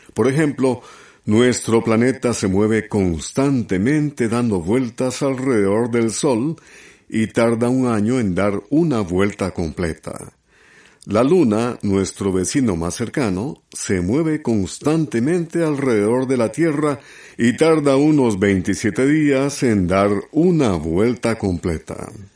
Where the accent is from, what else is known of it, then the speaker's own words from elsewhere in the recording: Honduras; Honduras, mi tierra, Honduras.